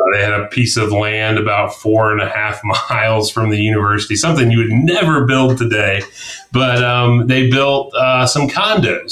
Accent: Atlanta, Georgia, United States; also born or lived in Columbia, South Carolina; I was born in Columbia, South Carolina. Um, all of my mom's side of the family's uh, South Carolinians. And so I grew up uh, though outside of Atlanta, the northeast suburbs of Atlanta, Gwinnett County

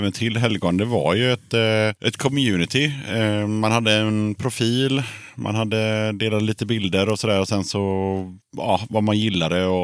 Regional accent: Småland, Sweden; now in Gothenburg, Sweden; Och innan det kom jag från, från Småland, men jag flyttade väldigt mycket när jag var liten. Så jag kände ingen tillhörighet med någon stad i huvud taget.

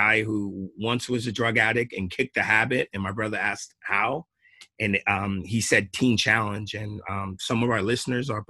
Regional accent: Long Island, New York, United States; moved away as an adult; now in Springfield, United States; I grew up in Long Island, New York

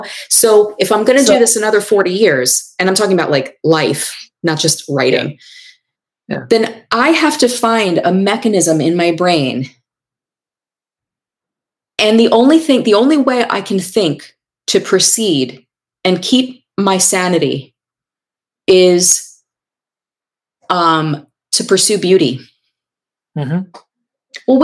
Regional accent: New York, United States; I'm from New York

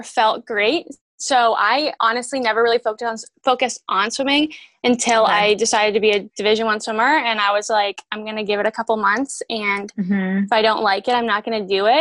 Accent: Pittsburgh, Pennsylvania, United States; moved away as an adult; also born or lived in Cleveland, Ohio; I grew up in Pittsburgh, Pennsylvania

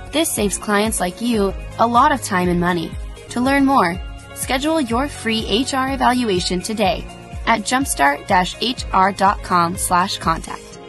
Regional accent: Idaho, United States; moved away as an adult; also born or lived in Asia / eastern United States; now I live back in where I kind of where I grew up in Idaho

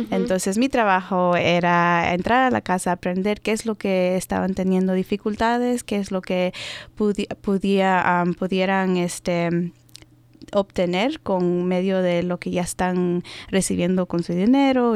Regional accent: Maryland, United States; first language Spanish; nací aquí, en los Estados Unidos, en Maryland.

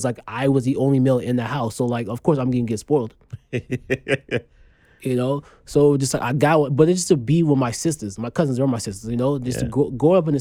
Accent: Freetown, Western Area, Sierra Leone; moved away; I was born in Freetown, Sierra Leone. That's on the west coast of Africa

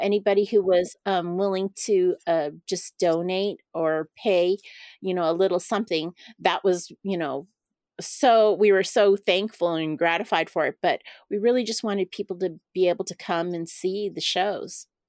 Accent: Los Angeles, California, United States; I grew up in Chinatown, Los Angeles

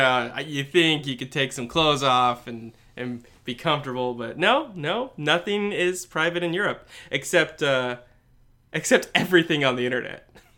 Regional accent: United States; I am wholly American, all right? I come from Puritan stock, all right?

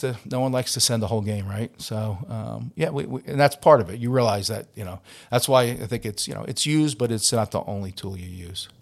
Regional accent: Long Island, New York, United States; now in Philadelphia, United States; I'm from Long Island

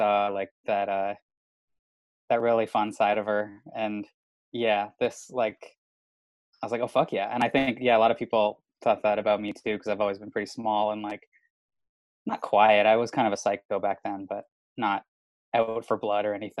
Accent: Welland, Ontario, Canada; I grew up in Welland, Ontario, with like that's pretty nutty hockey town.

